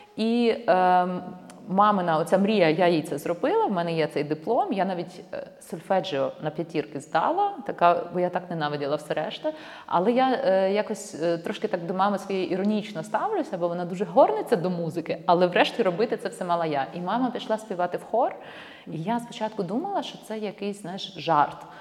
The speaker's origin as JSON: {"language": "Ukrainian", "town": "Ivano-Frankivsk", "region": "Ivano-Frankivsk Oblast", "country": "Ukraine", "said": "Я з Івано-Франківська"}